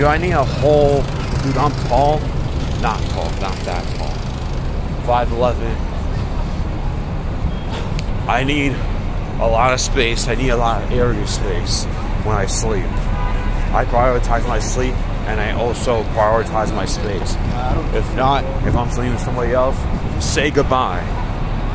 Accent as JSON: {"language": "English", "region": "New York", "country": "United States", "tie": "born or raised there", "said": "growing up in New York"}